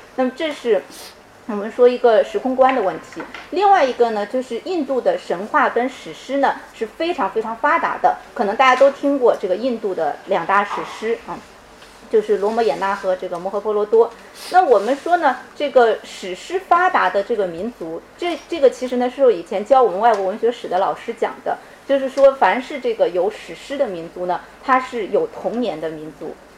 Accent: China; 我是从中国来的

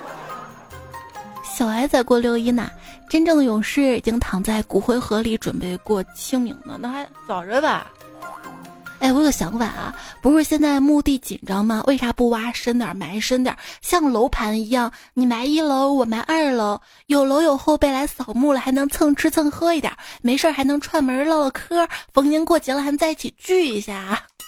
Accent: Shaanxi, China; 我们陕西这边的蜂蜜凉粽特别好吃啊，欢迎大家来西安品尝

